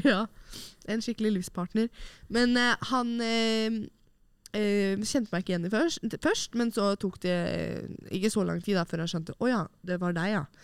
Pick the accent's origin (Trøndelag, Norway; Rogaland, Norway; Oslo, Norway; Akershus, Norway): Oslo, Norway; moved away as an adult; mine nære og kjære hjemme i Oslo